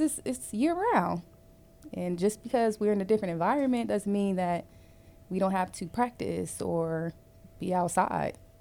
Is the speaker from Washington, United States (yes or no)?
no; Cleveland, Ohio, United States; now in Jacksonville, United States; I am originally from Cleveland, Ohio, but I currently live in Jacksonville, Florida